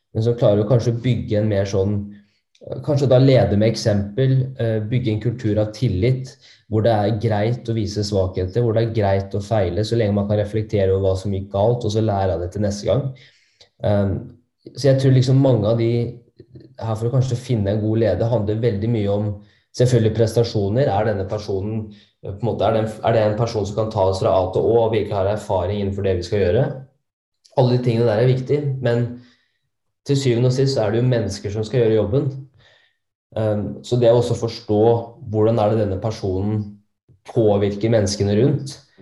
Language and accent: Norwegian; Norway; oss nordmenn